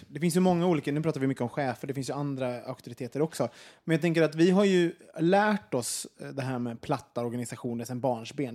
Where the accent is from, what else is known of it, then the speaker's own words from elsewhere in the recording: Sweden; som svenskar